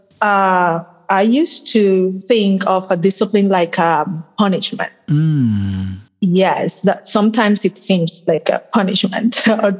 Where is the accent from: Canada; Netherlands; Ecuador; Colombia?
Colombia; also born or lived in Boston; I'm from Colombia, born and raised